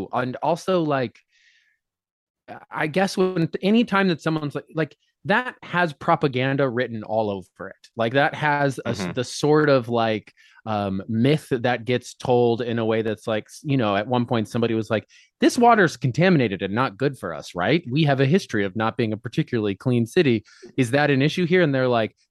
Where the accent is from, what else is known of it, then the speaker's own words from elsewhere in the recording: Colorado, United States; moved away as an adult; now in New York City, United States; I grew up in Colorado. Lived there till I was 22.